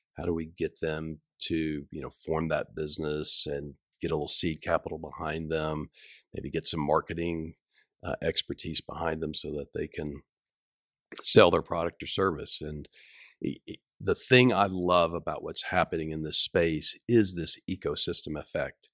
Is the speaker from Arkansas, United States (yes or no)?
yes; Rogers, Arkansas, United States; also born or lived in South Africa; I grew up in Rogers